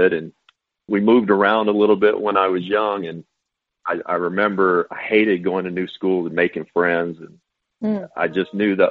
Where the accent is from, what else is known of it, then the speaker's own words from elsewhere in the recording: Owensboro, Kentucky, United States; also born or lived in Bowling Green, Kentucky; I'm born and raised in Kentucky. I was born in Bowling Green, late 60s. and raised in Owensboro, Kentucky, western part of the state